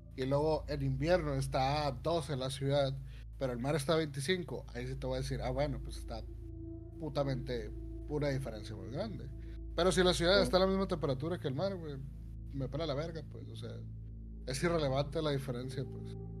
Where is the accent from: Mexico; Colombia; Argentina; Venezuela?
Mexico; northern Mexico; Soy norteño